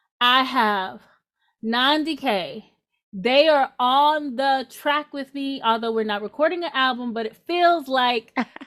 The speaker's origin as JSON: {"language": "English", "region": "Louisiana", "country": "United States", "said": "So I am kind of from Louisiana, the later part of my life, Louisiana. And so Louisiana, we've got bounce culture, right?"}